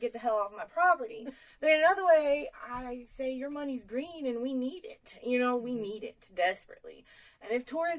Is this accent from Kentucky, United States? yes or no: yes; Beartown Ridge Road, Kentucky, United States; accent: Appalachian; I was born on Beartown Ridge Road